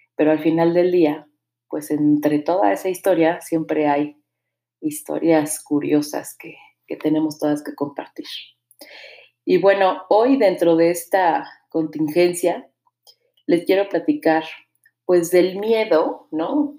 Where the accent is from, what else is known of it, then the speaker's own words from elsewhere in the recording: Mexico City, Mexico; now in Querétaro, Mexico; yo nací en la Ciudad de México hace ya 38 años.